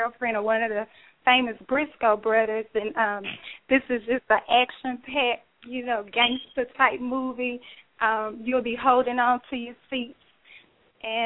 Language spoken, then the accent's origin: English; Mississippi, United States; now in Atlanta, United States; my home state, Mississippi